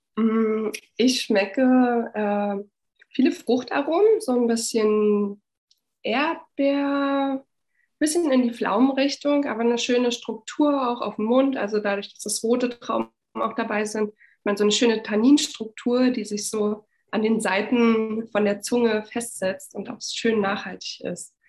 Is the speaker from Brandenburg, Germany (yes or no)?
yes; Frankfurt, Brandenburg, Germany; moved away as an adult; now in Berlin, Germany; Ich komme aus Frankfurt-Oder, aus dem Osten von Deutschland und bin auch in der damaligen DDR noch geboren